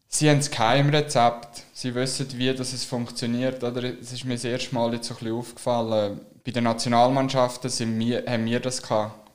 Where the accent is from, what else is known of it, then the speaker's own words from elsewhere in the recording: Switzerland; wir Schweizer